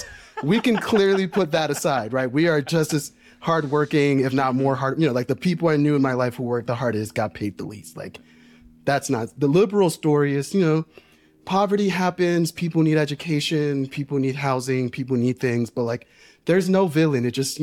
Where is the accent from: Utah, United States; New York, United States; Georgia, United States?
New York, United States; New York City; Yeah, I grew up working class in New York City. My parents are Dominican immigrants.